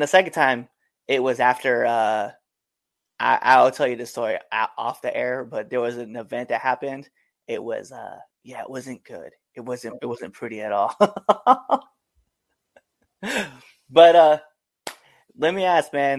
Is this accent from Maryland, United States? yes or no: yes; Maryland, United States; I'm from Maryland